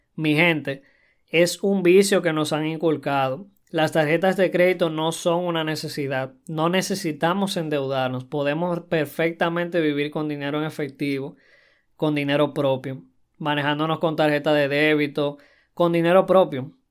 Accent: Dominican Republic; en mi país, República Dominicana

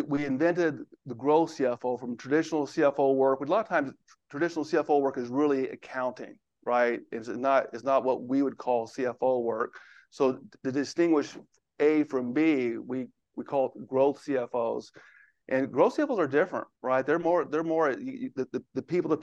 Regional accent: Houston, Texas, United States; now in Bethesda, United States; I live in Bethesda, Maryland now, but I grew up in Houston. So if you hear an accent, if I say y'all, that's where it's coming from.

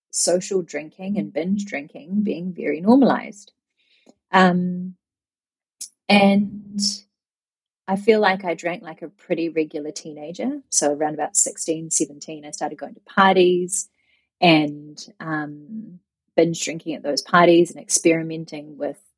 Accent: New Zealand; born or raised there; moved away as an adult; also born or lived in Japan

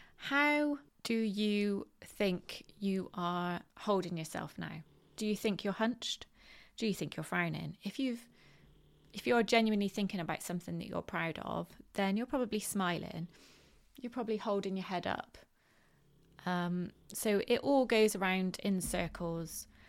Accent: Bristol, South West England, United Kingdom; accent: West Country; I am from Bristol in the UK, which is in the southwest of the country, and um, we have a very how can you describe it? Um, well, a West Country accent.

